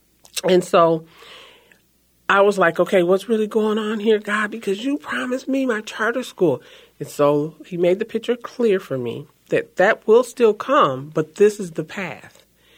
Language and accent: English; Minneapolis, Minnesota, United States; also born or lived in St. Paul, Minnesota; I am first generation born in St. Paul, Minnesota. I was raised in North Minneapolis. I'm still a homeowner in North Minneapolis.